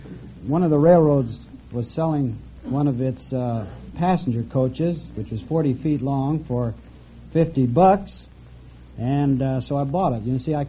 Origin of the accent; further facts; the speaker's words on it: Minneapolis, Minnesota, United States; moved away; Originally from Minneapolis, Minnesota.